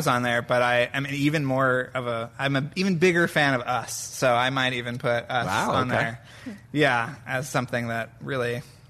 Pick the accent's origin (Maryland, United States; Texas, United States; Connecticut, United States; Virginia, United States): Texas, United States; You know, I grew up in Texas.